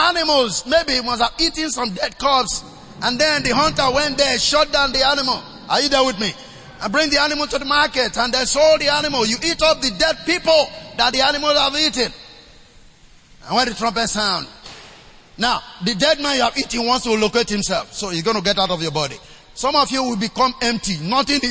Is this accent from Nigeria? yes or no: yes; Nigeria; I was born in the River Niger.